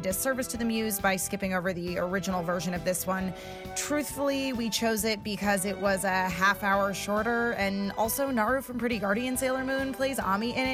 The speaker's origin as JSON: {"language": "English", "country": "Australia", "accent": "Australian", "said": "my Australian accent"}